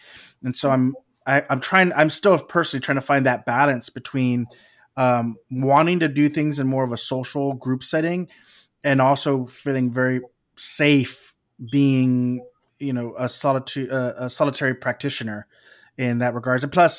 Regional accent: Texas, United States; Maybe it's because I'm from Texas

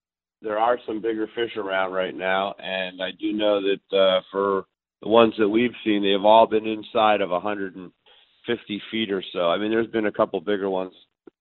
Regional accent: Northeast, United States; now in Florida, United States; I grew up tuna fishing in the Northeast

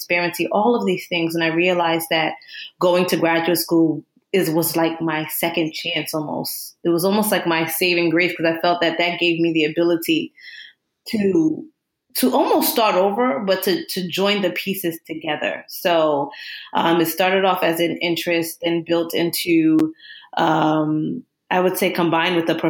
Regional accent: Newark, New Jersey, United States; moved away as an adult; now in Long Island, United States; I am originally from Jersey, born in Newark, New Jersey, and consider myself a Rutgers breed because I went there for my master's and PhD

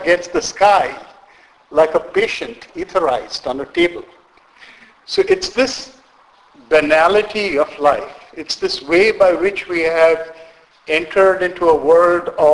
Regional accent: India; moved away; I was born in India. I'm Indian by birth and grew up in India and have very strong connections, roots with India.

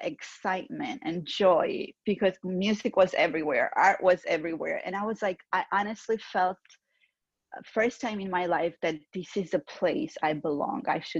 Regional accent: Georgia; first language Georgian; English is a second language; moved away; Georgian is my first language, right. My native language, and Russian is my second language.

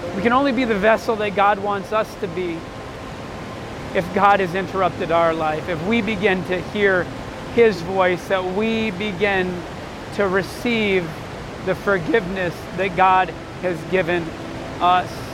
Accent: Central Wisconsin, United States; I grew up in Central Wisconsin

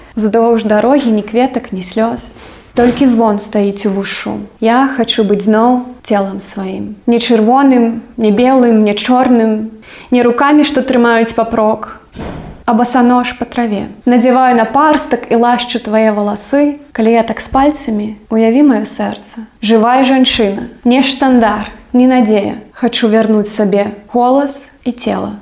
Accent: Belarus; Belarusian is a second language; moved away; я завжды ведала што я беларуска

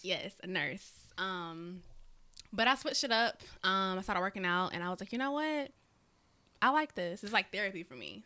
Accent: South Carolina, United States; now in Augusta, United States; I am from South Carolina, although I stay over here in Augusta, Georgia, but, you know, I'm still a Carolina girl

